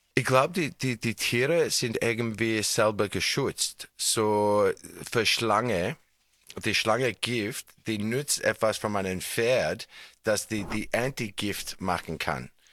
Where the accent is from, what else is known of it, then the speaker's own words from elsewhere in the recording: Australia; German is a second language; now in Tyrol, Austria; Ich bin in Australien geboren, aber ich habe in Tirol seit Schillingzeit gewohnt.